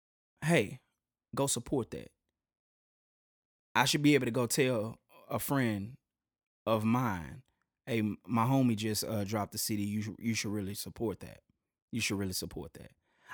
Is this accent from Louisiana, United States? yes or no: yes; Shreveport, Louisiana, United States; Ever. Yo, man, I'm from Shreveport. You know, that's where I'm from. Or if anything, you can go ahead and, you know, slang it up and say I'm from Port City.